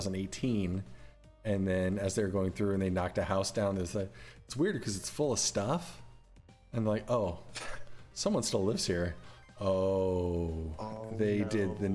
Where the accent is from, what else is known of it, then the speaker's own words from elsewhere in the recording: Decatur, Illinois, United States; my hometown, Decatur, Illinois